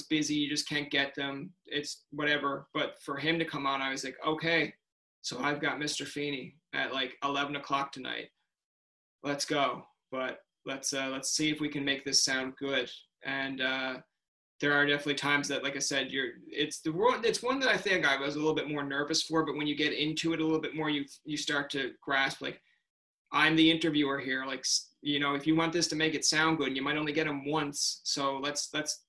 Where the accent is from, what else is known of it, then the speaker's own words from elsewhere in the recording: Newfoundland and Labrador, Canada; growing up in Newfoundland